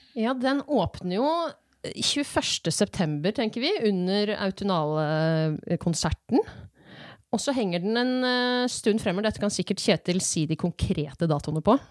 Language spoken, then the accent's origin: Norwegian; Eastern Norway, Norway; Jeg er jo fra Østlandet